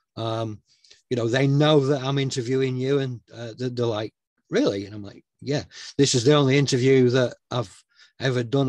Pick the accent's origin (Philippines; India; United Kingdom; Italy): United Kingdom; Northern England; A, I'm British uh, and B, I'm Northern